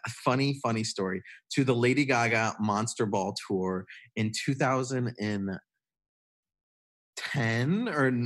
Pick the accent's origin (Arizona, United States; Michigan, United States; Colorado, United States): Michigan, United States; I grew up in Michigan in a pretty small town. It was close to a big university. It was close to Michigan State University